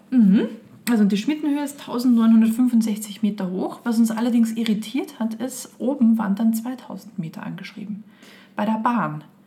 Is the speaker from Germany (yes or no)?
no; Austria; moved away; In mein Heimatland